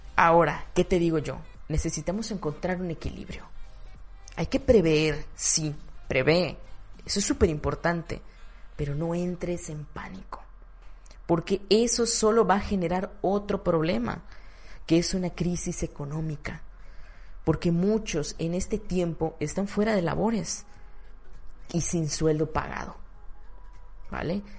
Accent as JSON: {"language": "Spanish", "country": "Mexico", "said": "En mi ciudad, en mi país"}